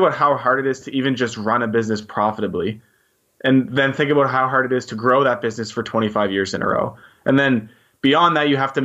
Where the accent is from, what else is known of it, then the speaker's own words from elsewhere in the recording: New Brunswick, Canada; I'm Canadian too. I was born and raised in New Brunswick, so give a shout out to the small giant on the East Coast